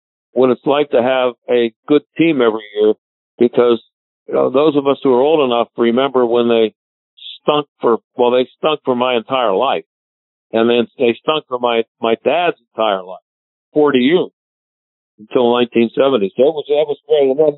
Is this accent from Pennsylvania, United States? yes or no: yes; Pittsburgh, Pennsylvania, United States; I worked in my hometown.